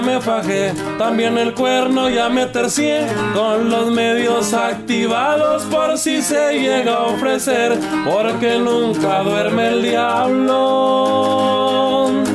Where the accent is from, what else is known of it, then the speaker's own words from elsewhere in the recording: Angostura, Sinaloa, Mexico; somos de ahí de Chinitos Angostura